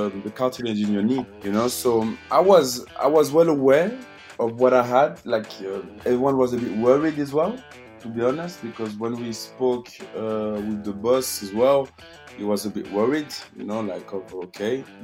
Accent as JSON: {"language": "English", "region": "Geneva", "country": "Switzerland", "tie": "born or raised there", "said": "I'm in Geneva, in my hometown"}